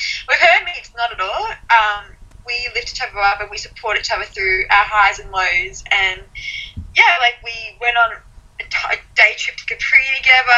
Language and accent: English; Gold Coast, Queensland, Australia; I'm from the Gold Coast, so, I go to the beach or go to cafes